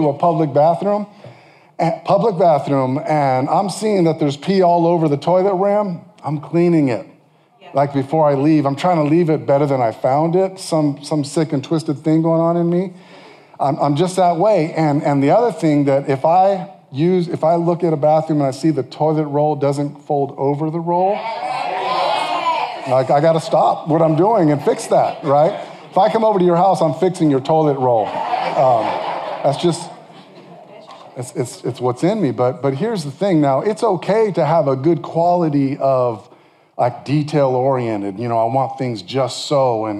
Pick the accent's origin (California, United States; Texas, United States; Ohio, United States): California, United States; I'm from California